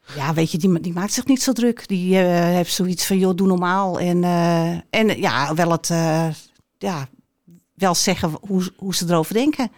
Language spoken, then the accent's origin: Dutch; Alkmaar, North Holland, Netherlands; Een echte Alkmaarse, geboren en getogen in Alkmaar. Ik woon mijn leven lang al in Alkmaar.